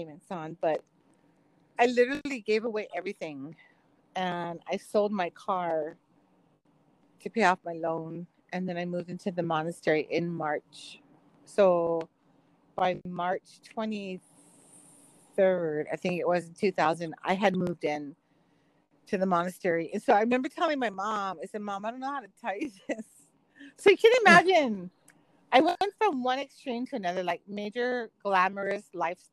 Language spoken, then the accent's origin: English; Kailua, Hawaii, United States; I was raised in Hawaii, like Kailua